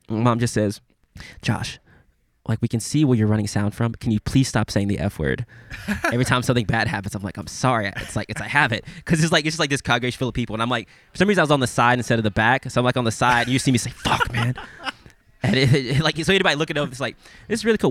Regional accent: Memphis, Tennessee, United States; I'm from Memphis.

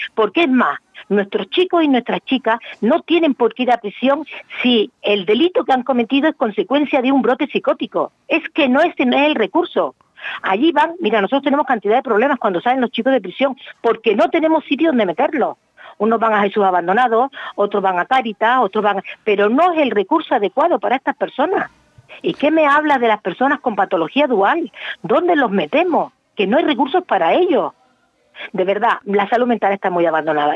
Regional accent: Canary Islands, Spain; also born or lived in Málaga; Yo, aunque soy canaria, mi distrito universitario era Málaga

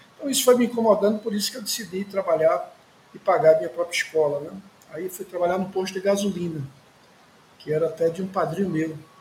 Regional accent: Recife, Pernambuco, Brazil; Sou filho de sertanejos do Ceará, de um distrito de Quixariú, em Campos Sales. É, mas já nasci no Recife. Meus pais migraram para cá.

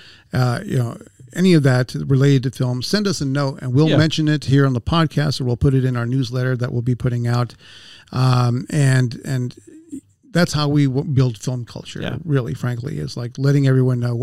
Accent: the Ozarks, United States; moved away as an adult; also born or lived in Boston / Washington, D.C. / New York; I'm from the Ozarks, and then I went off to school in Boston and D.C., and then I moved up to New York

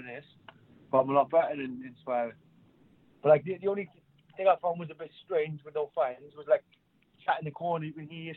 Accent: Cardiff, Wales, United Kingdom; being in my hometown

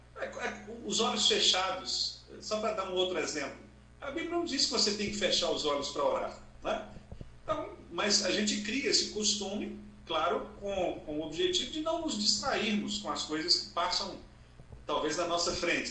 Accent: Montes Claros, Minas Gerais, Brazil; sou do interior de Minas Gerais, norte de Minas Gerais, Montes Claros

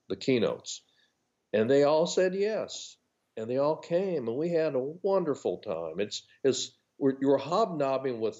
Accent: Los Angeles, California, United States; moved away as an adult; now in North Carolina, United States; I grew up in Los Angeles, California

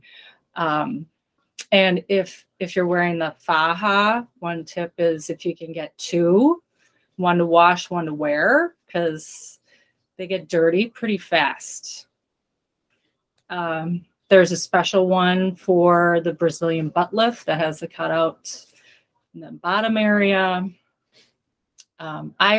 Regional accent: Wisconsin, United States; I'm from Wisconsin

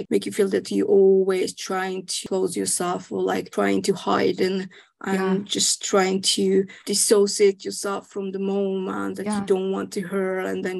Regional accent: Hungary; moved away as an adult; now in United Kingdom; I'm actually originally from Hungary

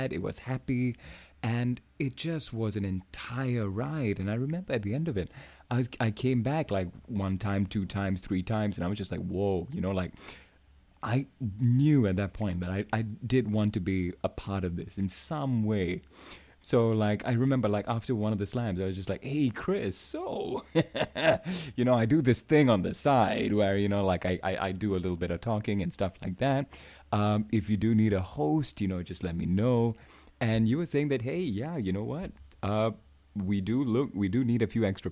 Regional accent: Singapore; I am from Singapore

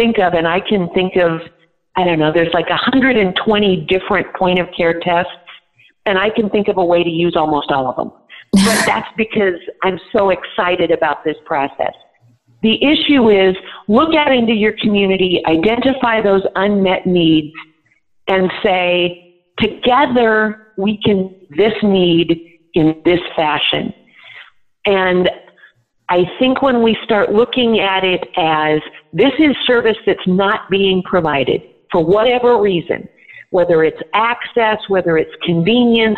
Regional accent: Nebraska, United States; my state, I'm from Nebraska

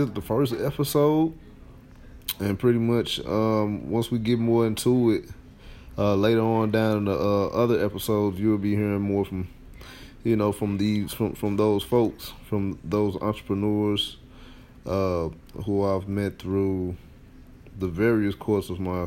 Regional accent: St. Louis, Missouri, United States; my hometown, St. Louis, Missouri

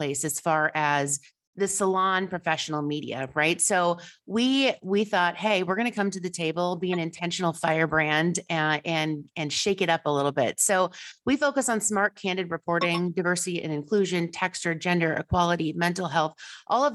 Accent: Iowa, United States; now in Wisconsin, United States; I'm originally from Iowa

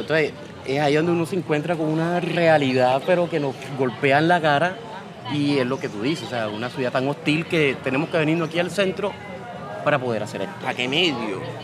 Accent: Cartagena, Bolívar, Colombia; moved away as an adult; also born or lived in Bogotá; me vine de Cartagena huyéndole ya a esa hostilidad

